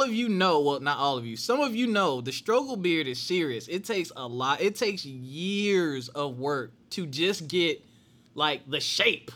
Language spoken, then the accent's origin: English; Philadelphia, Pennsylvania, United States; I grew up in Philly